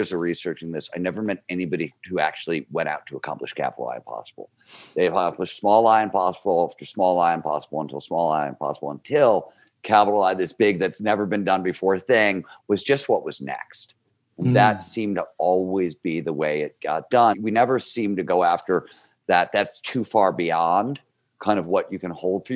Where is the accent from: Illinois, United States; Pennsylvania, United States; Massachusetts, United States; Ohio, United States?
Ohio, United States; Cleveland; I grew up in Cleveland, Ohio. It's a blue-collar steel mill of town. It's the 1970s.